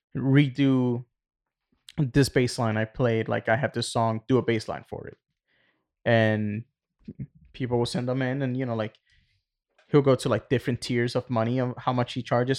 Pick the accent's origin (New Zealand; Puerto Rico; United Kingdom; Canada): Puerto Rico; moved away; Growing up in Puerto Rico